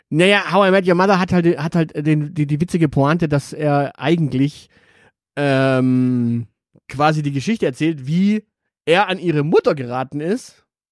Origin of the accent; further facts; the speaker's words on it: Swabia, Baden-Württemberg, Germany; ich bin Schwabe